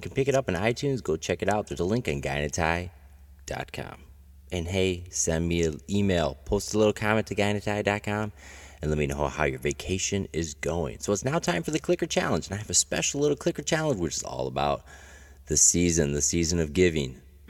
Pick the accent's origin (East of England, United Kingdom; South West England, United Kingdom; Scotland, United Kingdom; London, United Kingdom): Scotland, United Kingdom; moved away; my home country, my motherland, Scotland.